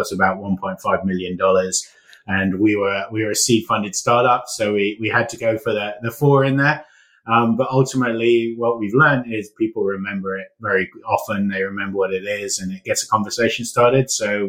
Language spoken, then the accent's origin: English; London, United Kingdom; now in United States; So as you can tell from my accent, or maybe less now, I've been living in the US for a bit, but I'm actually British. So and Gravy in London, which is where I was, means money.